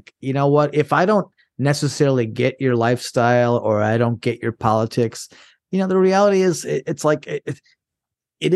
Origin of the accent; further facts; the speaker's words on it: Minnesota, United States; a conservative from Minnesota, so I'm a conservative in a blue state.